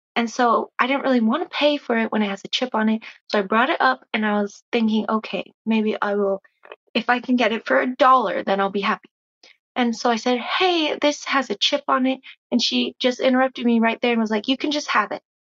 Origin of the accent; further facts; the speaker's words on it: Minnesota, United States; now in Oklahoma, United States; from Oklahoma via Minnesota